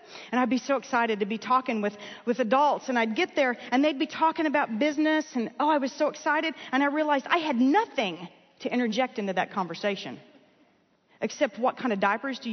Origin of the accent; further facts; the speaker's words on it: Texas, United States; I was born in the United States. In fact, I got to Texas as quickly as I could. As soon as my parents wised up, we moved here